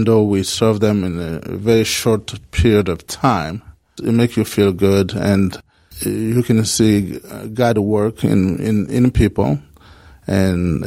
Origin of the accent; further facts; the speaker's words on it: Kinshasa, DR Congo; moved away as an adult; now in United States; I'm originally from Congo, particularly in Kinshasa